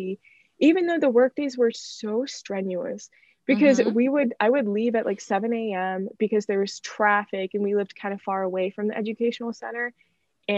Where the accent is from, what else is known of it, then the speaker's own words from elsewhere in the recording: United States; I was born in the US